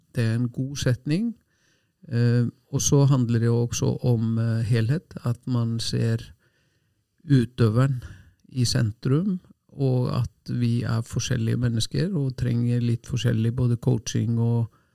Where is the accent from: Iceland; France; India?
Iceland; Selfoss, Southern Region; Norwegian is a second language; moved away as an adult; also born or lived in Oslo, Norway; now in Norway; hjemme på Selfoss, et lite tettsted